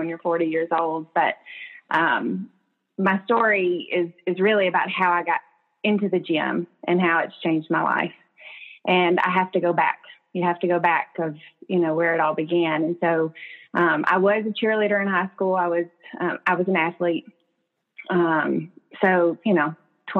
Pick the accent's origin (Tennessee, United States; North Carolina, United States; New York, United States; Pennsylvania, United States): Tennessee, United States; Murfreesboro; moved away as an adult; now in Texas, United States; I'm from Murfreesboro